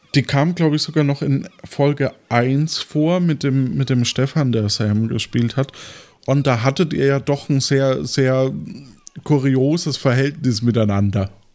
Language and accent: German; Franconia, Germany; ich als Franke